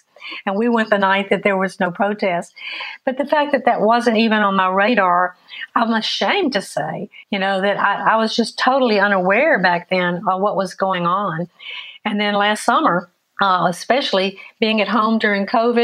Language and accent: English; Mississippi, United States; growing up in Mississippi in the 50s and 60s